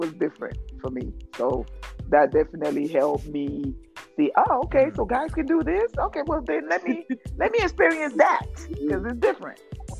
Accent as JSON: {"language": "English", "country": "Cameroon", "also_born_or_lived": "Mississippi", "accent": "French accent", "first_language": "French", "second_language": "English", "moved": "yes", "said": "I am from Cameroon. It is in West Africa. And my first language is French. So you hear an accent, that will be mine."}